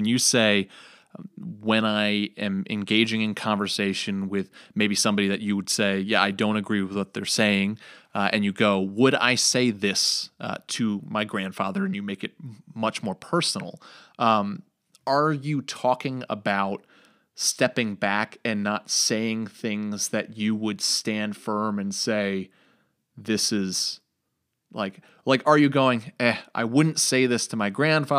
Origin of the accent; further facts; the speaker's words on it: New York, United States; But even in New York, growing up in New York, when I went to church, it was resounding this knowledge that, yeah, this is more Republican conservative.